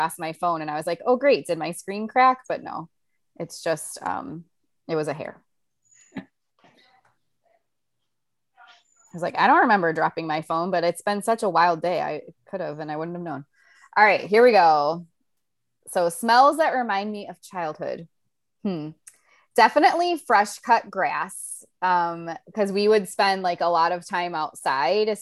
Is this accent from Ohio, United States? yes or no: yes; Ohio, United States; moved away as an adult; now in Florida, United States; growing up in Ohio